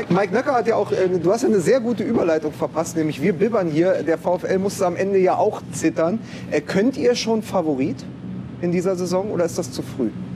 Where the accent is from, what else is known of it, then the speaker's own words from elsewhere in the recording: Berlin, Germany; ich komme aus West-Berlin